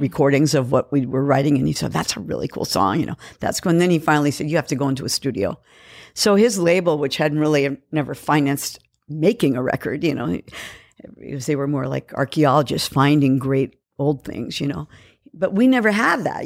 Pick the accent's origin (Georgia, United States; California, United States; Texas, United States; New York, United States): California, United States; San Francisco; moved away as an adult; also born or lived in Kauai, Hawaii; now in Los Angeles, United States; I was born in San Francisco and raised